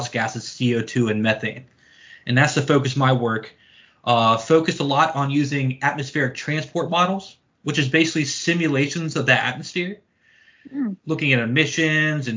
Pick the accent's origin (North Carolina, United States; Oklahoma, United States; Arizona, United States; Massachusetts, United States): North Carolina, United States; Outer Banks; I grew up in North Carolina, on the coast of North Carolina, on the Barrier Islands. They're called the Outer Banks